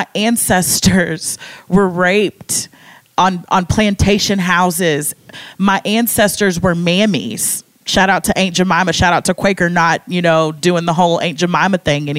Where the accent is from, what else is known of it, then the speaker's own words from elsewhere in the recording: Kentucky, United States; I'm from Kentucky and I didn't know about Juneteenth until I got to college.